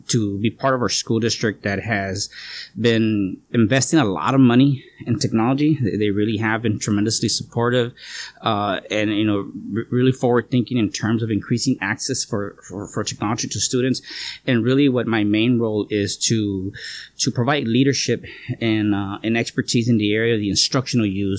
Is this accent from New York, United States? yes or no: no; Calexico, California, United States; also born or lived in King City, California; I was born in King City, California, but it's been, just a few months old. I've been here in Calexico